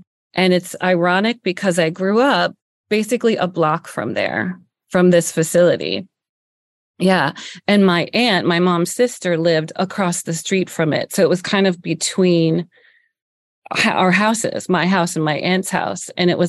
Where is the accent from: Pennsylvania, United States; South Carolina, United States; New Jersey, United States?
Pennsylvania, United States; Yeah. I'm originally from Northeastern Pennsylvania, though.